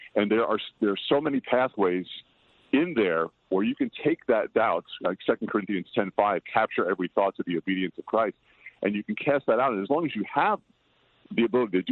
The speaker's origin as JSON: {"language": "English", "town": "Patchogue", "region": "New York", "country": "United States", "tie": "born or raised there", "moved": "yes", "lives_now": "Los Angeles, United States", "said": "my hometown of Patchogue"}